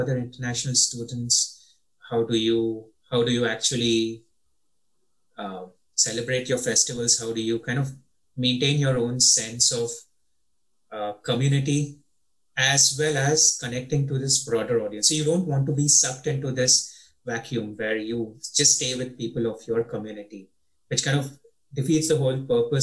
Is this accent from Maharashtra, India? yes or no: yes; Mumbai, Maharashtra, India; first language English; moved away as an adult; In Indian Bombay schools, English is still your first language. So right. You're taught in English from first grade. While growing up, I spoke with my mom in English